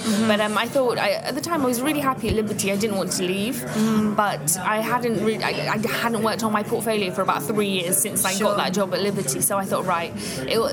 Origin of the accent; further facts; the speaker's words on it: Leicestershire, East Midlands, United Kingdom; So I grew up in Leicestershire and I did my A-levels at a college there.